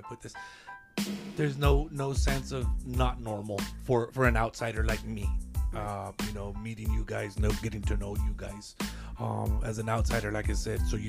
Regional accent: Lordsburg, New Mexico, United States; My hometown of Lordsburg

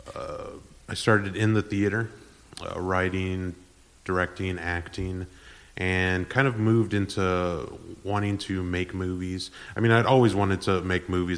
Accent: San Antonio, Texas, United States; also born or lived in Edinburg, Texas; I'm from San Antonio

